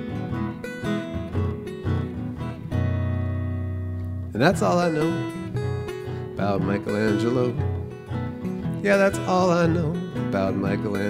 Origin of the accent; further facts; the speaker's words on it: United States; also born or lived in New York; as an American